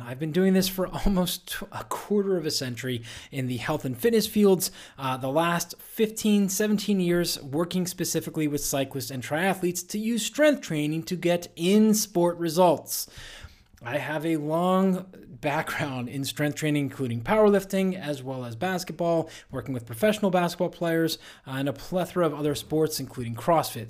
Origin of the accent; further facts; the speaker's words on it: Pittsburgh, Pennsylvania, United States; my hometown, Pittsburgh Steelers